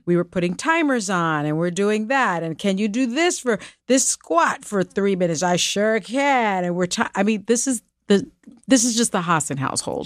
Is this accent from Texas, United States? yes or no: no; New York City, New York, United States; I'm from the Bronx.